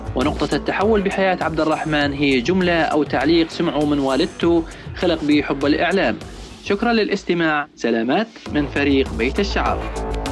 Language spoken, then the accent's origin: Arabic; Raqqa, Raqqa Governorate, Syria; من الرقة